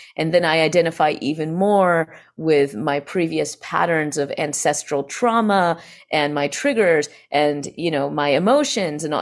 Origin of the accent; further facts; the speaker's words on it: Greenville, South Carolina, United States; I find myself actually in my hometown in Greenville, South Carolina, where I was raised and where I was born